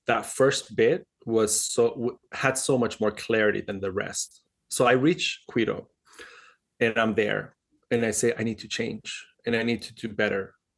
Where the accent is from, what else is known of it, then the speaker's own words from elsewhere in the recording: Dubai, United Arab Emirates; moved away; also born or lived in Switzerland; I was born in Dubai, and I grew up uh, partially in Dubai and Switzerland in, in school